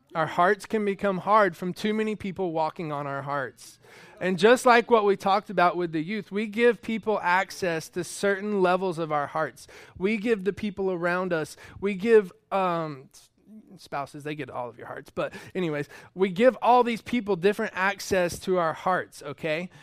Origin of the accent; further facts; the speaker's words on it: North Georgia, United States; moved away; I'm from North Georgia, and we have red clay there